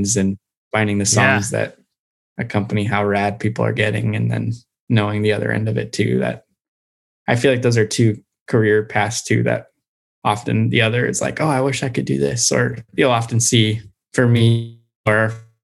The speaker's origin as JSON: {"language": "English", "region": "Colorado", "country": "United States", "tie": "born or raised there", "said": "I grew up in Colorado skiing and snowboarding"}